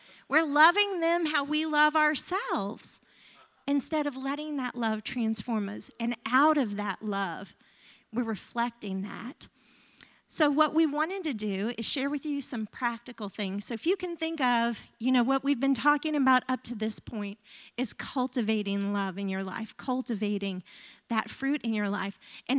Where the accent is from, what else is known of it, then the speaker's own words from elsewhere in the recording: the South, United States; I grew up in the South. He grew up in the North. He was a latchkey kid. My mom was a stay-at-home mom most of my life.